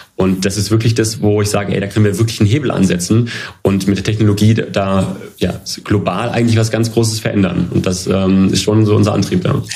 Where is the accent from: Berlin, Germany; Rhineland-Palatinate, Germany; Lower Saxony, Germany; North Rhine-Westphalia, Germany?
Lower Saxony, Germany; Hanover; moved away as an adult; Ich komme äh, gebürtig aus Hannover, bin quasi ein äh, Kind der Stadt